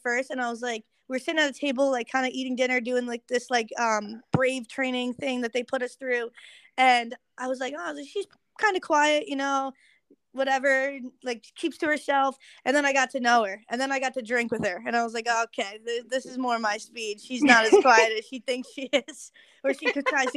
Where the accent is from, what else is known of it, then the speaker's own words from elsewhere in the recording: Long Island, New York, United States; I'm originally from Long Island